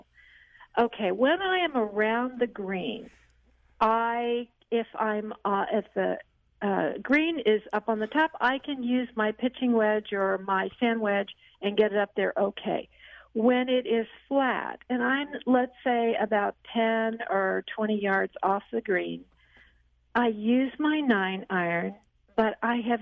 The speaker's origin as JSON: {"language": "English", "town": "Cincinnati", "region": "Ohio", "country": "United States", "moved": "yes", "lives_now": "Effingham, United States", "said": "I am originally from Cincinnati, but I live in Effingham"}